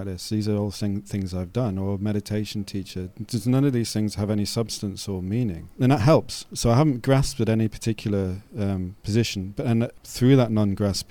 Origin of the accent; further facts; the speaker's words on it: North East England, United Kingdom; I was brought up in Northeast England